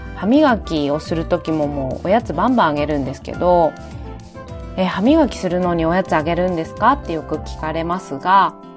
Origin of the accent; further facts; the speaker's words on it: Fukushima, Japan; 私の地元でもあります福島で